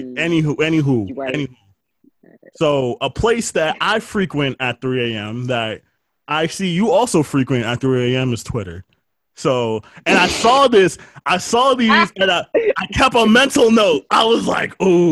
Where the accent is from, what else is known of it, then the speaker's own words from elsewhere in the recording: New York City, New York, United States; I'm from the Bronx